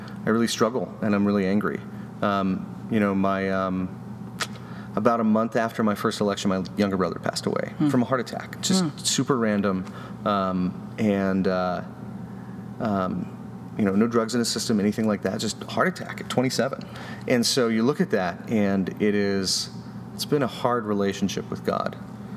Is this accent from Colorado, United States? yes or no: yes; Colorado, United States; I'm from Colorado